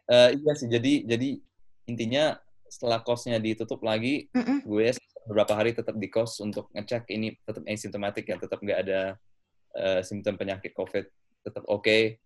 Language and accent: Indonesian; London, United Kingdom; also born or lived in Indonesia; saya lahir di Indonesia waktu uh, tapi udah di London sejak umur setahun uh, karena pindah bareng keluarga ya sejak itu saya SD SMP SMA di London total